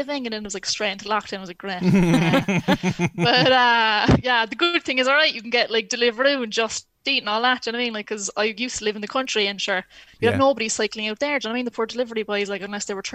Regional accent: Ireland; as an Irish person

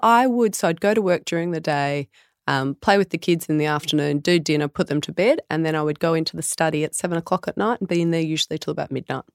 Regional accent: Tamworth, New South Wales, Australia; I'm born and bred Tamworth

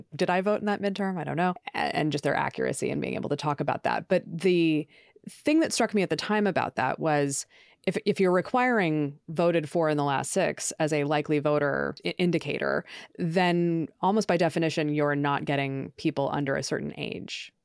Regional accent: Oregon, United States; now in New York, United States; I'm originally from Oregon

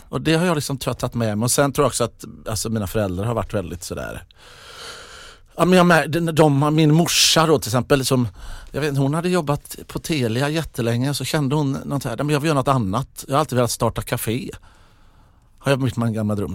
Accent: Mölndal, Västra Götaland, Sweden; jag är från Mundal

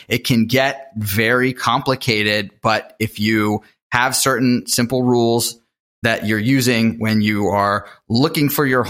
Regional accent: Pittsburgh, Pennsylvania, United States; I've kind of moved from place to place. I grew up in Pittsburgh and have really not lived there in my adult life for more than a 6-month period.

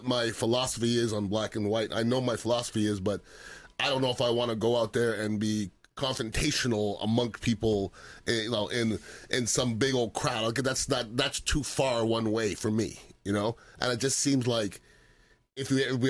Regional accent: Montreal, Quebec, Canada; now in United States; I'm from Montreal, Canada.

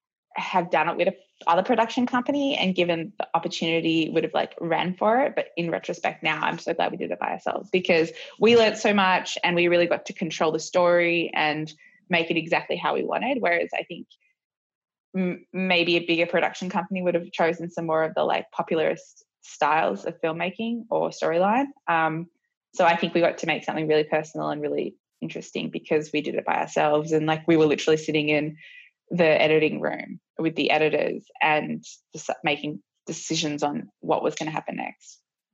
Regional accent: Australia; I guess it was really important to us because we realized that a few things about our careers are as Australian skiers

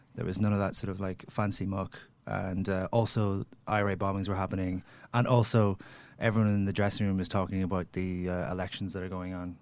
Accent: Derry, Northern Ireland, United Kingdom; I come from Derry

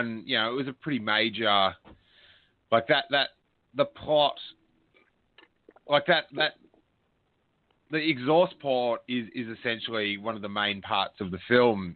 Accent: Rosebud, Victoria, Australia; where I grew up in Rosebud

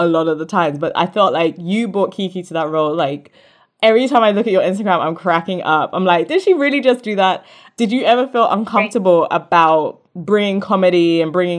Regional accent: St. Kitts & Nevis; I'm from St. Kitts and Nevis. And my mom's from the US Virgin Islands as well

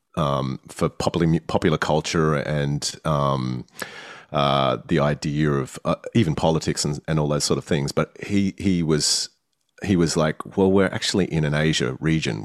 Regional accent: Australia; as an Australian

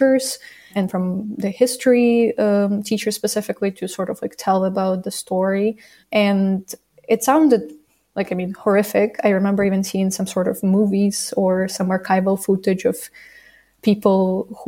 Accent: Zavorochi, Kyiv Oblast, Ukraine; now in Kyiv, Ukraine; I'm originally from Kyiv region, from a small village called Zavorochi, and I currently live in Kyiv

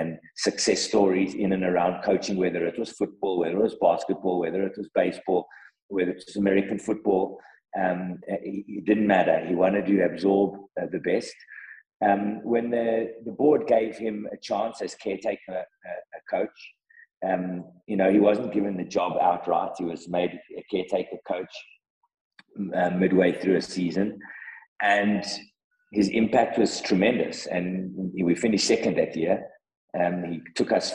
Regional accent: South Africa; as a South African football loving person and a football administrator in the game

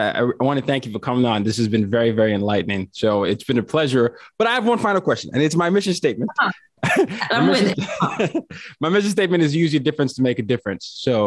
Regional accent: Nigeria; At least that was me as a Nigerian.

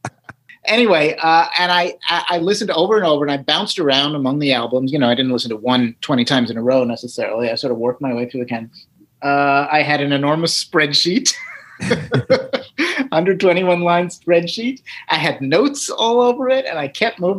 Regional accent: New Jersey, United States; I'm a dude from Jersey

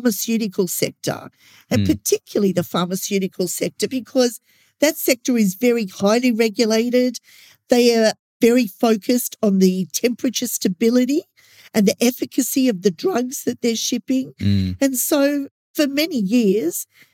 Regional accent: Australia; as an Australian

